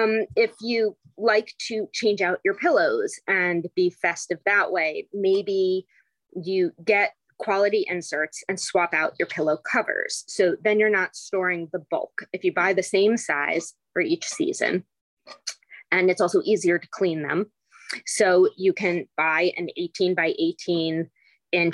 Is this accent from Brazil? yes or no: no; England, United Kingdom; moved away; when I was growing up in England and I'm just 10 years old